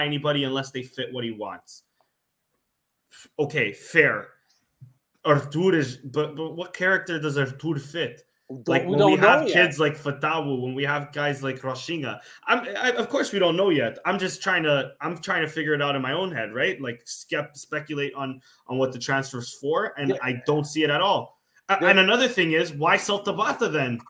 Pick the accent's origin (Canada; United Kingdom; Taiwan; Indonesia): Canada; I'm Canadian